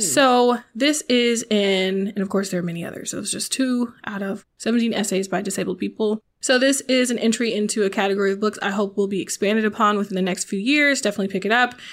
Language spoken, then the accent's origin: English; the South, United States; moved away as an adult; also born or lived in Nashville; I'm from the South